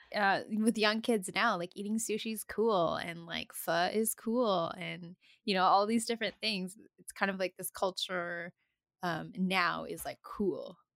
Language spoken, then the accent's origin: English; Comox Valley, Vancouver Island, British Columbia, Canada; also born or lived in Calgary, Alberta; I was born in Calgary and then I moved to Vancouver Island when I was a small kid